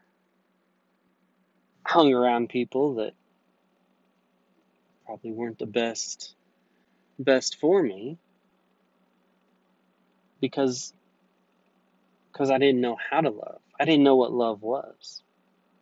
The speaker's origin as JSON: {"language": "English", "country": "United States", "said": "being an American"}